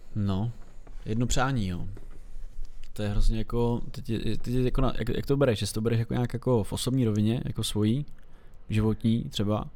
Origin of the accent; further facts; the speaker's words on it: Czechia; jako Češi